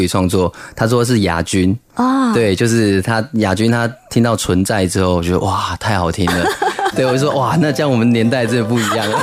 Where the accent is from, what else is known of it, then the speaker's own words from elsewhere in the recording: Zhudong, Hsinchu County, Taiwan; 小时候竹东